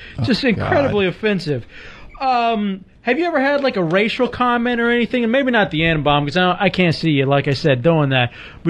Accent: Dallas, Texas, United States; I grew up in Texas, and in Dallas

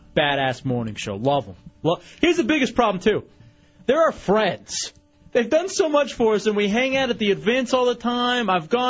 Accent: Texas, United States; I'm from Texas.

